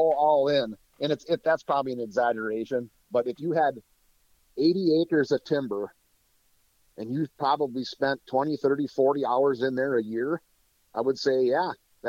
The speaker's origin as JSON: {"language": "English", "region": "Wisconsin", "country": "United States", "said": "Let's say you had 40 acres and I'm from North Central Wisconsin. So where I used to live, the paper industry was huge."}